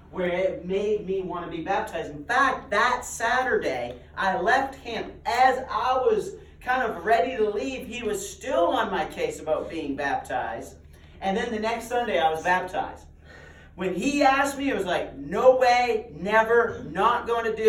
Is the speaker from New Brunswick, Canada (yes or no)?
no; Nova Scotia, Canada; I grew up in Nova Scotia, Canada